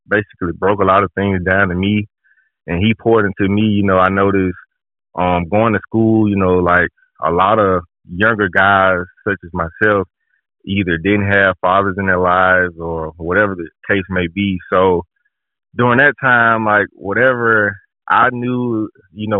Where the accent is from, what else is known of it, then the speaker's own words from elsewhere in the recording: Birmingham, Alabama, United States; So I'm from Birmingham, Alabama. I grew up in Birmingham, Alabama